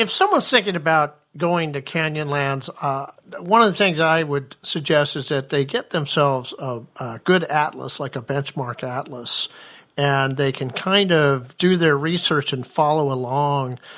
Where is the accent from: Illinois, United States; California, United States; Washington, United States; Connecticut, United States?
Washington, United States; Ferndale; I'm from Ferndale, Washington